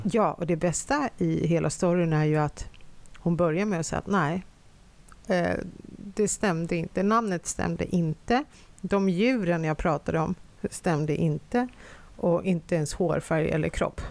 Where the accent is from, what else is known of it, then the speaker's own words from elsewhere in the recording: Finland; now in Sweden; Jag är ju uppvuxen, eh, eftersom jag kommer från Finland